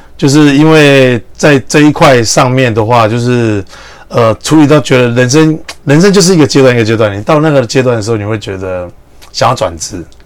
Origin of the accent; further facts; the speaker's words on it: Taiwan; also born or lived in Vietnam; 我作为一个台湾人很佩服